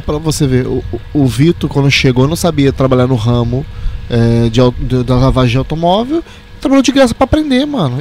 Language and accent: Portuguese; Rio de Janeiro, Brazil; A gente é carioca